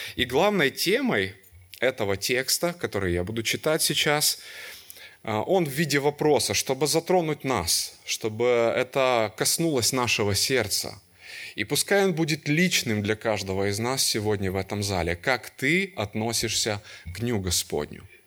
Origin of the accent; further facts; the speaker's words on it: Kyiv, Ukraine; И я родился и вырос в Киеве. Всю жизнь там прожил, до сих пор живу там.